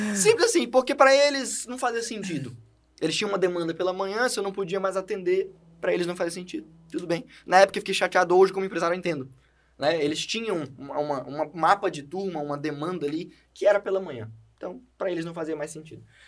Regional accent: Brazil; first language Portuguese; I'm from Brazil

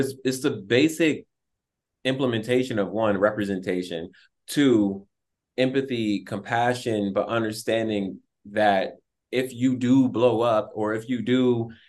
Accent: Buffalo, New York, United States; also born or lived in Louisiana; Like, I was born in Louisiana and I was a military brat, so I was moving all over the place. And then I grew up in Buffalo, New York. So I got there when I was like 7, 8.

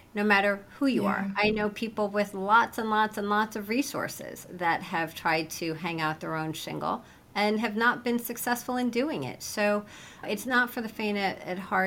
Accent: Cedar Falls, Iowa, United States; In Cedar Falls, Iowa.

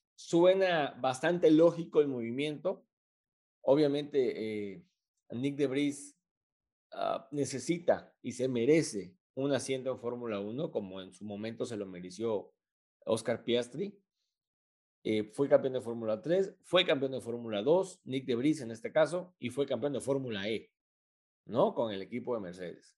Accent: Mexico; como mexicano

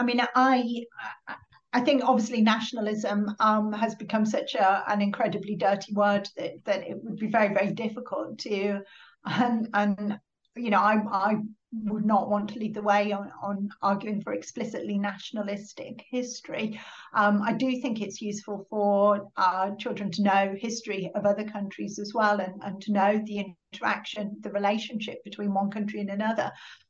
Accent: Middlesbrough, North East England, United Kingdom; So I'm from Middlesbrough, Captain Cook was from Middlesbrough. You know, we didn't have a lot growing up in Middlesbrough in the 1980s

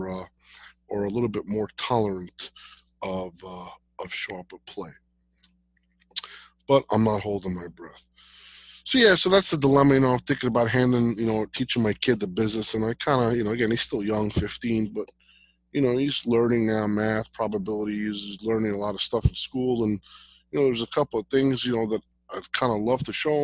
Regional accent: Jersey City, New Jersey, United States; I grew up in Jersey City

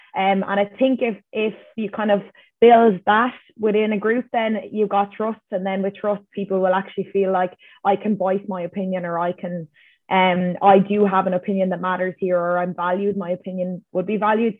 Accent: Ireland; as Irish people

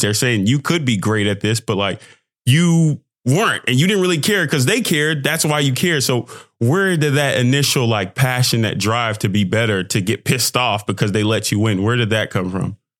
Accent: Texas, United States; I'm from Texas

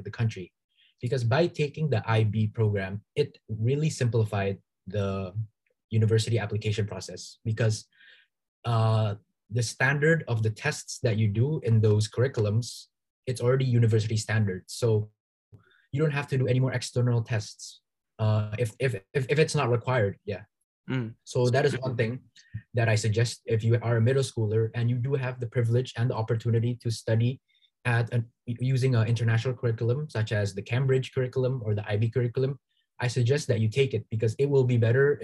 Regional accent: Indonesia; moved away as an adult; now in Toronto, Canada; go back to Indonesia and provide value to my home country

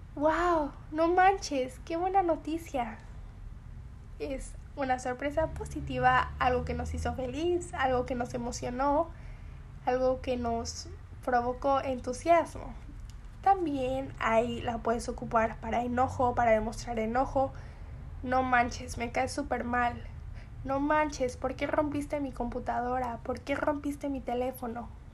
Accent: Mexico; Yo soy mexicana y conozco muy bien estos significados y estas palabras

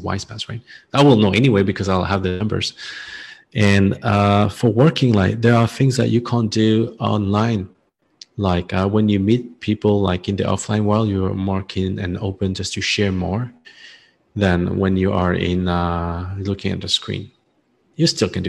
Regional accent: France; accent: French; now in Ho Chi Minh City, Vietnam; my French accent

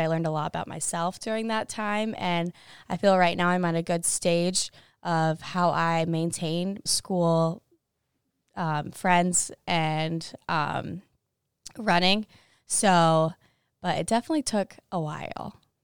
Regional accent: Monticello, Indiana, United States; moved away as an adult; now in Iowa City, United States; I'm from Monticello, Indiana, and I run cross country and track here.

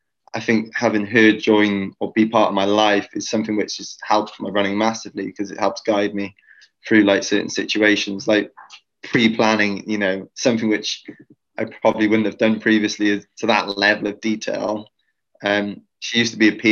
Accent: Wales, United Kingdom; I'm a Welshman in the middle of New York City

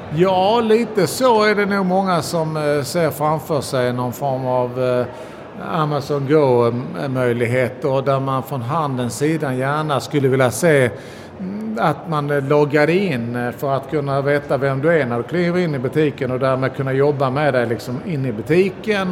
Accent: Sweden; vi svenskar

